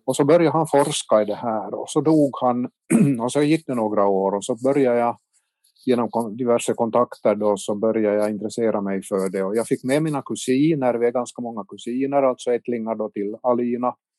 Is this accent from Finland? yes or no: yes; Kortjärvi, Ostrobothnia, Finland; now in Vaasa, Finland; min hemby Kortjärvi i Tärjärs socken